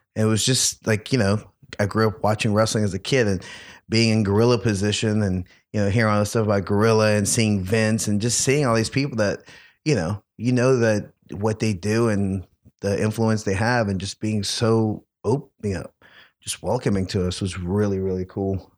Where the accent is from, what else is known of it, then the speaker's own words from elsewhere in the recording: New Orleans, Louisiana, United States; I'm from New Orleans, huge Saints fan